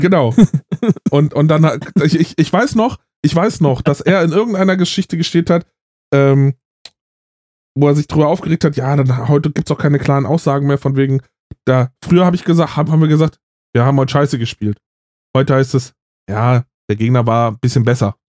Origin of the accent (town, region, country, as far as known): Berlin, Germany; born or raised there; moved away